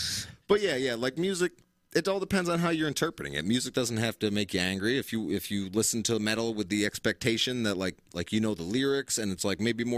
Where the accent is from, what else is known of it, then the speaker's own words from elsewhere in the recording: Oneida, New York, United States; I grew up in the beach, at least, because I'm from Oneida.